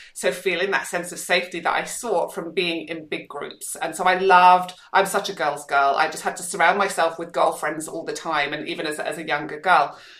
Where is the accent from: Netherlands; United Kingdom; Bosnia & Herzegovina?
United Kingdom; Scotland; also born or lived in Manchester, England; now in Perth, Australia; I grew up in Scotland